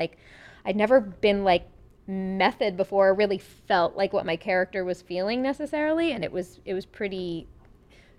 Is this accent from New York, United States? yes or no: yes; Long Island, New York, United States; accent: Long Island; growing up in Long Island, I performed like Annie 800 times